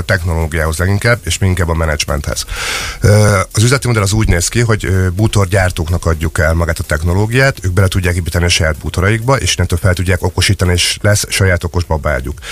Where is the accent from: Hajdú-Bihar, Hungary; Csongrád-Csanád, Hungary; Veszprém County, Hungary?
Csongrád-Csanád, Hungary; Szeged; Teljesen szegediek vagyunk.